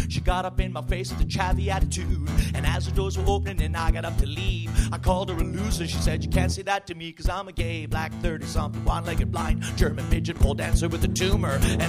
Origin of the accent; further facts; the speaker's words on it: Canada; I am Canadian.